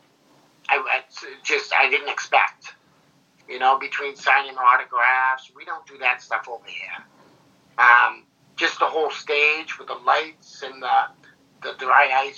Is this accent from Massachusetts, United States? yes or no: yes; Whitman, Massachusetts, United States; also born or lived in north of Boston; I grew up in Whitman, Mass